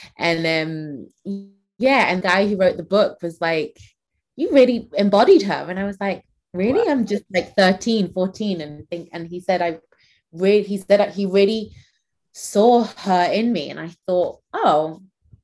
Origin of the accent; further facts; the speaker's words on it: Manchester, North West England, United Kingdom; also born or lived in Nigeria; I grew up in Manchester